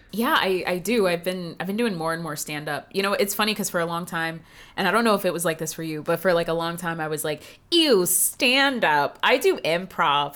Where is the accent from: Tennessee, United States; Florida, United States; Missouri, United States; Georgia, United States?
Georgia, United States; Marietta; I grew up seeing that in Atlanta